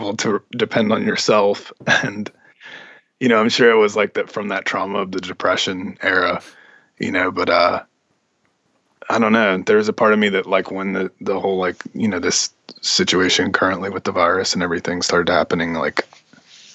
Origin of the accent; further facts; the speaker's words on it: Gaston County, North Carolina, United States; moved away; also born or lived in Pennsylvania / Charlotte; I grew up actually outside of Charlotte in Gaston County. Mm-hmm. It's pretty close to Charlotte, but real rural part of North Carolina.